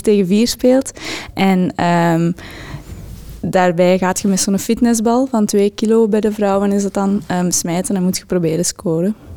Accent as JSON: {"language": "Dutch", "town": "Dendermonde", "region": "Flanders", "country": "Belgium", "also_born_or_lived": "Ghent", "said": "Ik kom uit Dendermonde, de stad van trots bij ehm, ik woon ook geregeld in Gent nu"}